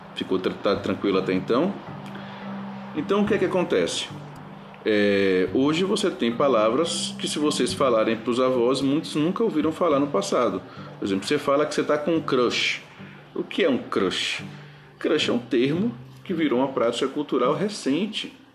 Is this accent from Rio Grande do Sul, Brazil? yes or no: no; Bahia, Brazil; accent: Bahian; nós vivemos em uma comunidade verbal baiana, que tem, é, obviamente, uns um, um sotaques bem típico, uma forma de falar muito mais bonita do que as outras dos outros estados